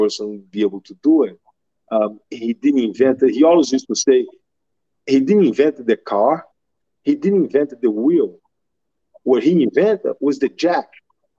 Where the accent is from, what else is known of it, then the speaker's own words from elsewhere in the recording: Brazil; moved away as an adult; now in United States; growing up in Brazil